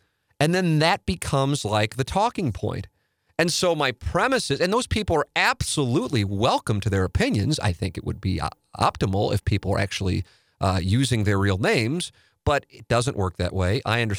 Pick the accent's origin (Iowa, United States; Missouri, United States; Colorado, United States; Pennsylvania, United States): Missouri, United States; St. Louis; And I talk about me observing growing up in South City, the race problem that I without question believe is the case, that I know pisses some people off in St. Louis when I say it